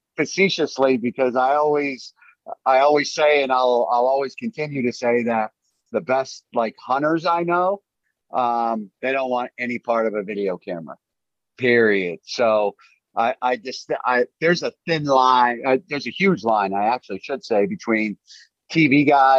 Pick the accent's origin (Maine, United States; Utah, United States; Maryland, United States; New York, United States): Maine, United States; I've even shot a bear in my home state